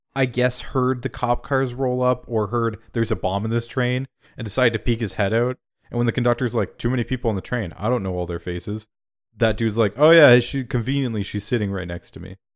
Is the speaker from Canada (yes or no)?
yes; Canada; I'm fucking Canadian there, eh?